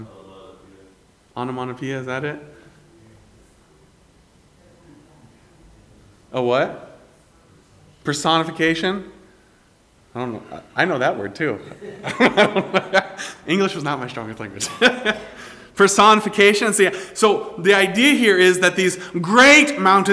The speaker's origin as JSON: {"language": "English", "town": "Greenville", "region": "South Carolina", "country": "United States", "tie": "born or raised there", "said": "my growing up in Greenville, South Carolina"}